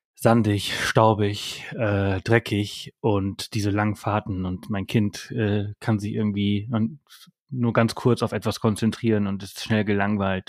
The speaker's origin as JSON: {"language": "German", "country": "Germany", "also_born_or_lived": "Spain"}